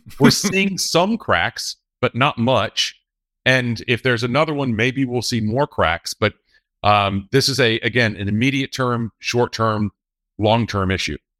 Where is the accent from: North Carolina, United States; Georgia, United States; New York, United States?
North Carolina, United States; North Carolina, my home state